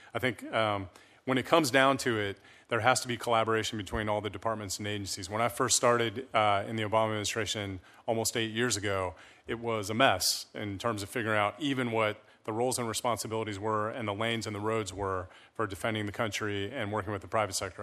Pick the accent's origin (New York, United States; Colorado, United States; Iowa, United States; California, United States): Colorado, United States; Colorado Springs; also born or lived in Breckenridge, Colorado; now in Cambridge, United States; I was born and raised in Colorado